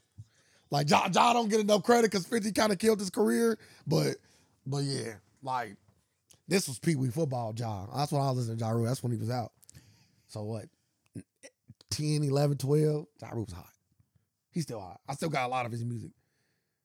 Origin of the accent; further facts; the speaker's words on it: New York, United States; I'm from New York.